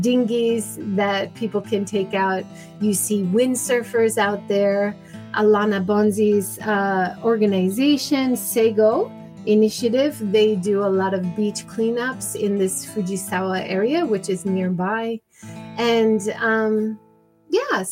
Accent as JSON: {"language": "English", "region": "Hawaii", "country": "United States", "tie": "born or raised there", "moved": "yes", "lives_now": "Japan", "said": "I grew up in Hawaii"}